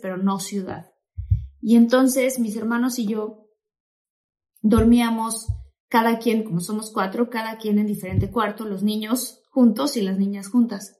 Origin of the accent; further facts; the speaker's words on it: Tabasco, Mexico; nosotros que crecimos en Tabasco, mis papás y mis hermanos y yo